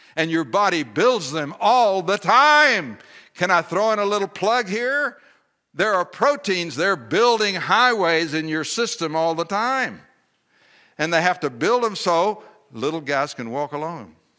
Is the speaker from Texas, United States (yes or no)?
yes; Texas, United States; I'm a Texan